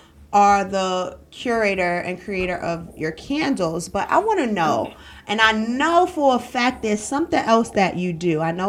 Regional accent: New York, United States; now in Greensboro, United States; I came from New York to Greensboro with literally a duffel bag with like a week and a half worth of clothes and $50 made nothing out of something.

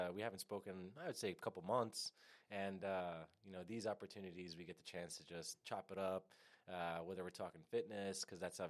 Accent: New York, United States; I've been born and raised in New York, currently in Yonkers, New York, so Lower Westchester

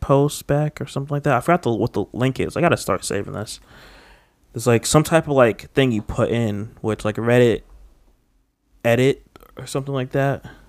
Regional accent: United States; I'm just a straight up American

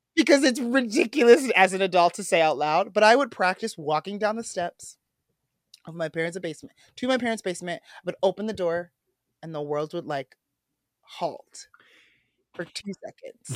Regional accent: Midwest, United States; as a boy growing up in the Midwest

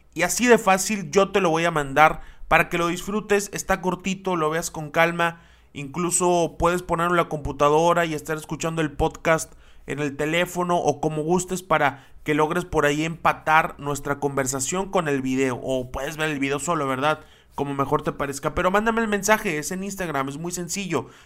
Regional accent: Mexico; como mexicanos

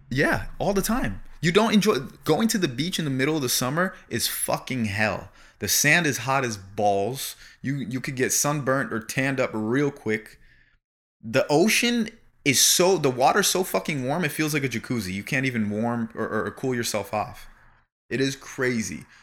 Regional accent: Florida, United States; moved away as an adult; now in Los Angeles, United States; I was raised in Florida

